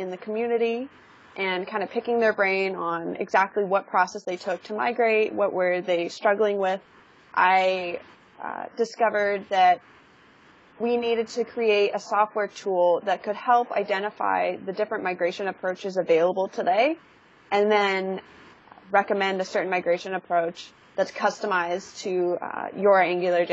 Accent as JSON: {"language": "English", "region": "California", "country": "United States", "tie": "born or raised there", "said": "I was born and raised in California"}